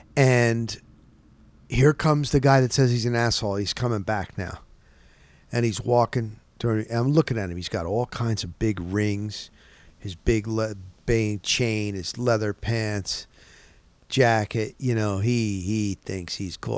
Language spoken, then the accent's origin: English; Florida, United States; I'm from Florida